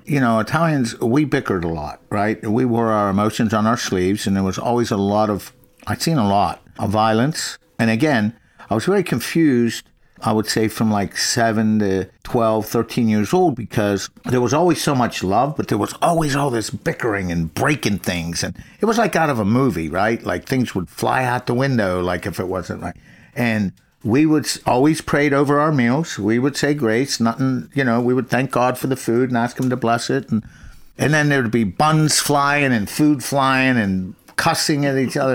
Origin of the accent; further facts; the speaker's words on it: McKees Rocks, Pennsylvania, United States; also born or lived in Crafton Heights; born in McKees Rocks, nineteen fifty-eight.